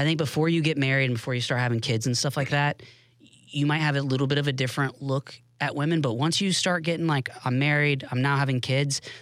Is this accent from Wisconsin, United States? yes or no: no; Tallahassee, Florida, United States; moved away as an adult; also born or lived in Pensacola, Florida / Jacksonville, Florida / Washington DC; Born in Pensacola, raised in Tallahassee